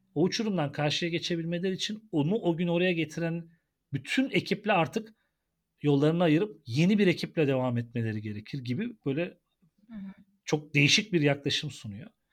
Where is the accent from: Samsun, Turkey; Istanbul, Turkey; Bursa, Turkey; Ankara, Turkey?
Ankara, Turkey; biz Ankaralılar olarak